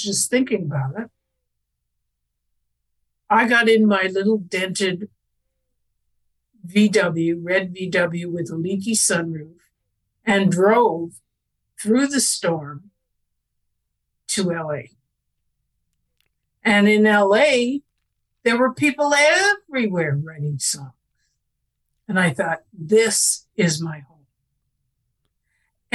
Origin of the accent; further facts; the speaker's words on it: Canada; I was born in Canada, and I lived in a house where radios were for news only